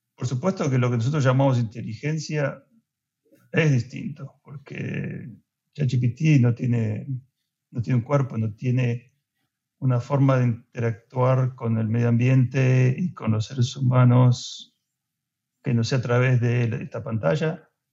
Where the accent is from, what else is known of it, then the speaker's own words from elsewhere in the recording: Argentina; moved away; soy soy de Argentina